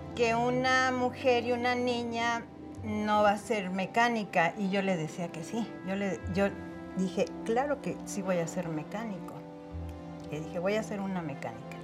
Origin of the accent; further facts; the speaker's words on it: Mexico City, Mexico; yo nací aquí en la Ciudad de México. Eh, me llevaron después a vivir a Contreras eh, por los dinamos cuando yo tendría unos 3, 4 años. Y ahí fue donde yo me desarrollé